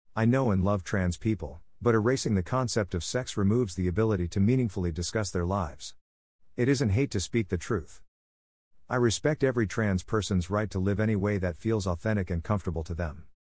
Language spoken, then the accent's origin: English; Long Island, New York, United States; I was a teenager from Long Island taking the Long Island Railroad into Manhattan